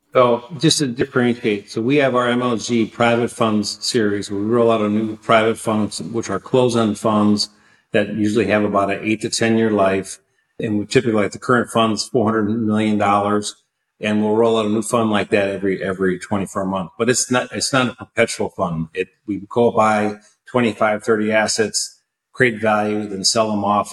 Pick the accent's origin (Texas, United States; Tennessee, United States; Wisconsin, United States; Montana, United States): Wisconsin, United States; also born or lived in San Francisco, California; back in Milwaukee, Wisconsin, which is my hometown state